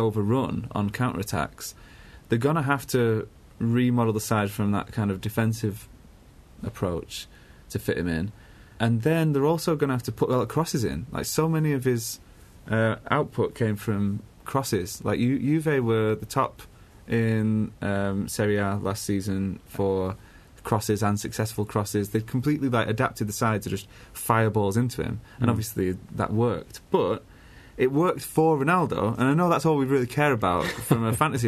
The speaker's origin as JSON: {"language": "English", "region": "England", "country": "United Kingdom", "said": "as English people"}